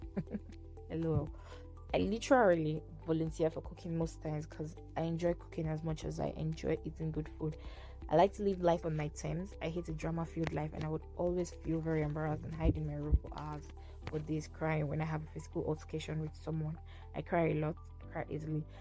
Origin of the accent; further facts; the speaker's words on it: Kogi, Nigeria; I'm from Kogi State in Nigeria.